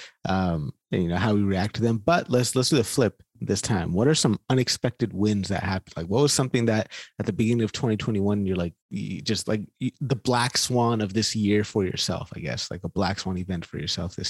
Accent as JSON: {"language": "English", "town": "Sacramento", "region": "California", "country": "United States", "tie": "born or raised there", "said": "I'm from Sacramento"}